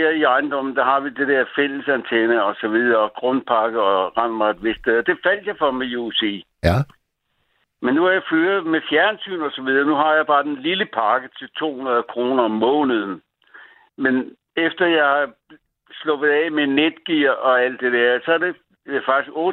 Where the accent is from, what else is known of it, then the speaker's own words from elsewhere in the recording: Copenhagen, Capital Region of Denmark, Denmark; also born or lived in Djursland / Greenland; så jeg er født i på Nørrebro.